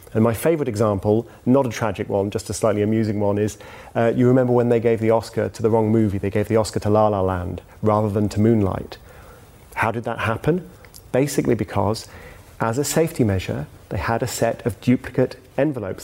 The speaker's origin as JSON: {"language": "English", "country": "United Kingdom", "said": "as a Brit"}